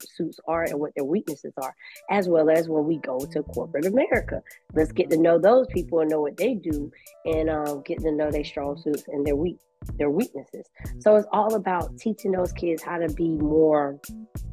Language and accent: English; Augusta, Georgia, United States; also born or lived in South Carolina; Growing up in inner city, I'm from Augusta, Georgia